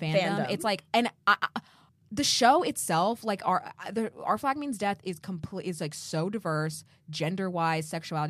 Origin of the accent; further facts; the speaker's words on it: United States; I'm American.